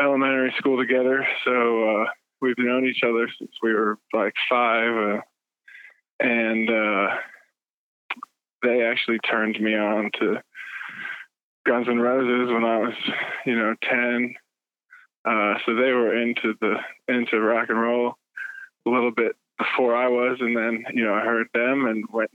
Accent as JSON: {"language": "English", "town": "Atlanta", "region": "Georgia", "country": "United States", "said": "we're from Atlanta"}